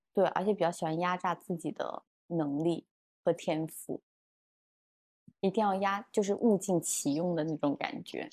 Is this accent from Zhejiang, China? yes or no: yes; Hangzhou, Zhejiang, China; moved away as an adult; 我之前作为杭州人